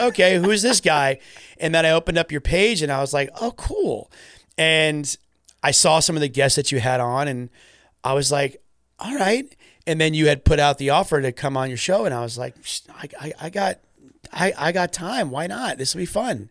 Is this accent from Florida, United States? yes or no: yes; Florida, United States; we're from Florida, pretty far from the U K